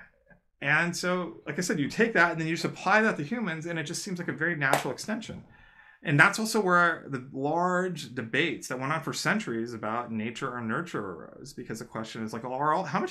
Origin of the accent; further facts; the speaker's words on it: United States; I came here and I was raised in the United States